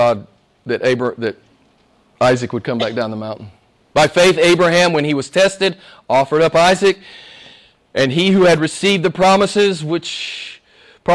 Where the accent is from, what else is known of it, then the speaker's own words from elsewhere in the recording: the Bible Belt, United States; I grew up in the Bible Belt in the States